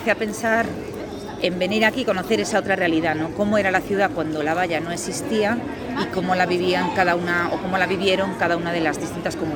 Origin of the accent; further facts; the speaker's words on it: Galicia, Spain; now in Madrid, Spain; Yo vine, bueno, yo soy de Galicia, pero vivo en Madrid.